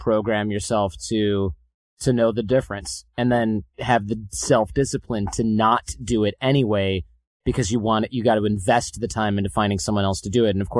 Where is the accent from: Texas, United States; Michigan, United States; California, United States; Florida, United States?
Michigan, United States; growing up in Michigan with blue collar parents